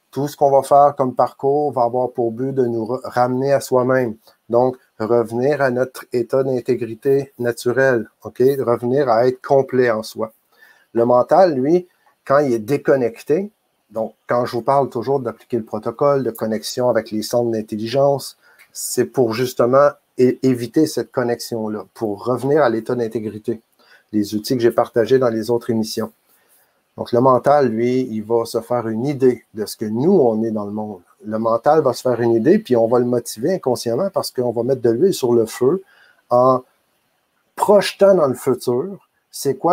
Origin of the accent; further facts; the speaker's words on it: Quebec, Canada; je suis euh, un homme, je suis euh, un citoyen canadien, je suis un Québécois, je suis